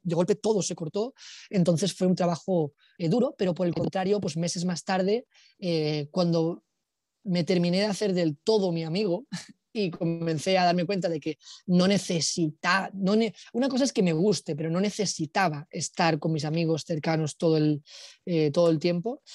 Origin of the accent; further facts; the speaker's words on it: Alicante, Valencian Community, Spain; moved away as an adult; also born or lived in Barcelona; now in Bali, Indonesia; nos mudamos aquí de Barcelona, nos mudamos a Alicante y a partir de mis 9, 10 años